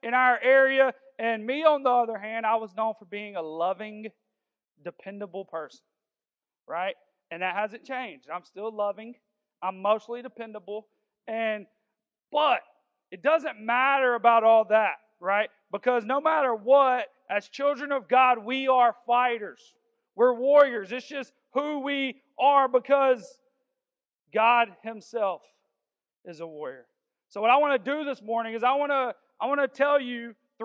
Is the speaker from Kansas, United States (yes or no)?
no; Augusta, Georgia, United States; I'm from South Augusta, and people just think I'm a fighter because I'm from there.